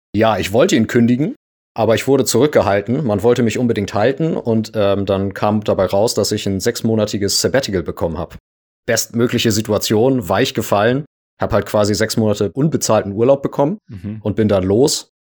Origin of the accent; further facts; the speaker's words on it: Hamburg, Germany; Ich komme aus Hamburg